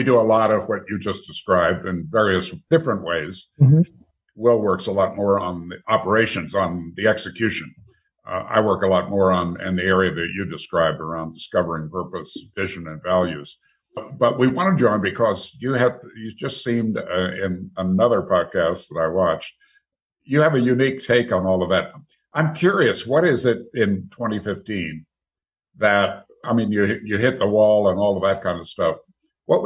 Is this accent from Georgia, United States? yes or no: no; Green Bay, Wisconsin, United States; growing up in Green Bay, Wisconsin, which at that time was still a pretty small town